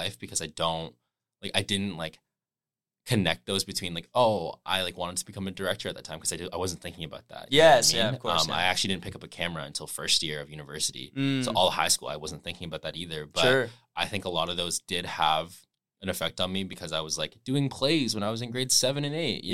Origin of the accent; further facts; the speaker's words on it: London, Ontario, Canada; now in Toronto, Canada; I grew up in London, Ontario, like 2.5 hours away from here in Toronto